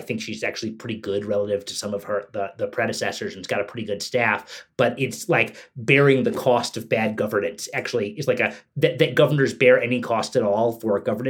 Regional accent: New York City, New York, United States; born or raised there

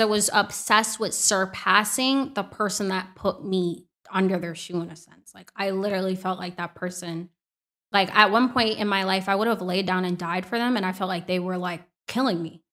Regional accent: Orlando, Florida, United States; now in Miami, United States; I was in my hometown of Orlando

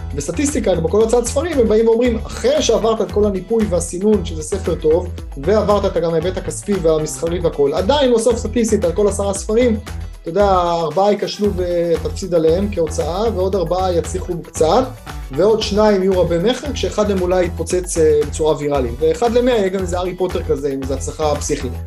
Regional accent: Haifa, Haifa District, Israel; למדתי בחיפה, גדלתי בחיפה

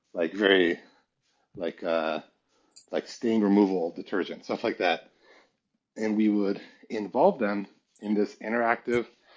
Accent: Palo Alto, California, United States; moved away as an adult; also born or lived in Paris / Santa Barbara / China; they ended up in Palo Alto. So that's where I grew up until 24 when I went to China.

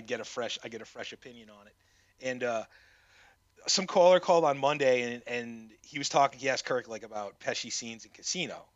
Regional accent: New England, United States; I'm from the New England area

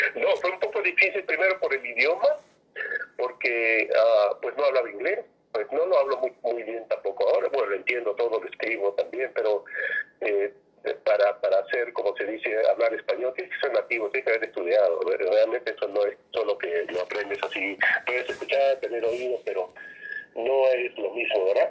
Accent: Peru; moved away as an adult; now in California, United States; Realmente de Perú, soy eh, peruano con muchos años residiendo aquí, más de 25 años residiendo aquí en este estado de California

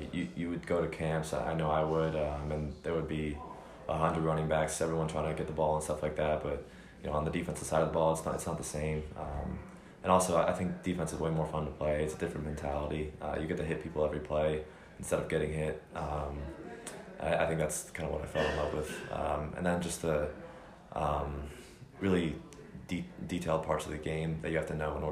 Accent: New Jersey, United States; I had Rutgers, they were my home state, hometown offer

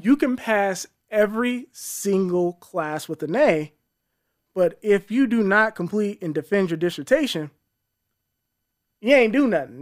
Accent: Colorado Springs, Colorado, United States; born and raised in Colorado Springs

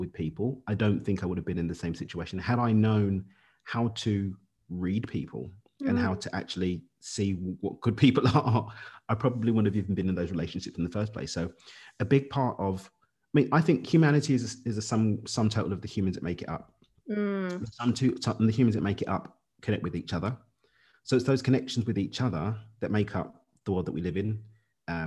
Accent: London, United Kingdom; moved away; Born and raised in East London.

